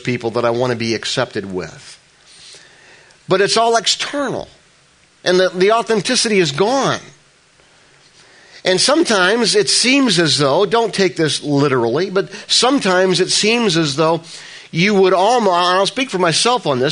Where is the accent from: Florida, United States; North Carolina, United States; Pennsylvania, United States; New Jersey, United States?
New Jersey, United States; I'm from New Jersey